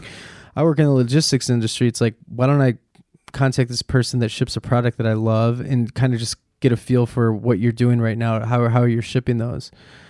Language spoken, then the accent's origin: English; Chicago, Illinois, United States; moved away as an adult; also born or lived in New York; now in Los Angeles, United States; I grew up on Foster and Western.